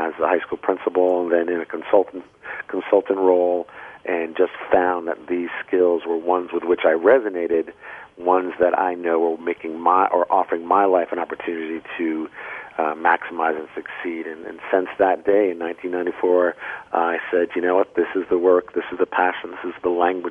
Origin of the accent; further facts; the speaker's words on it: Vermont, United States; I am from Vermont